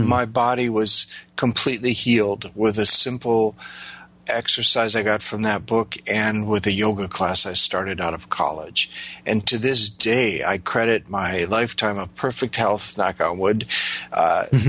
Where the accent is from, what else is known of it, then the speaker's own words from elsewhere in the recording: Midwest of the U.S., United States; moved away; I came from the Midwest of the U.S.